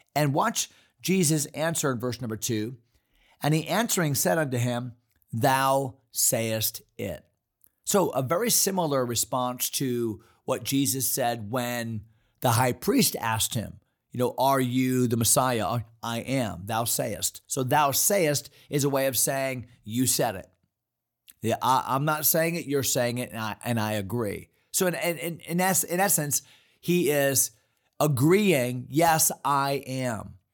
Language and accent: English; East Hartland, Connecticut, United States; moved away; also born or lived in Fredericksburg, Virginia; we grew up in East Hartland, Connecticut